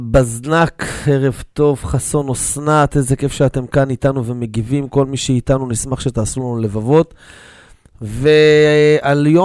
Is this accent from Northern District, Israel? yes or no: no; Jerusalem, Jerusalem District, Israel